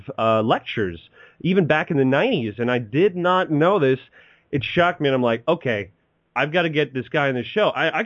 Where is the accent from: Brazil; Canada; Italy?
Canada; we're both Canadian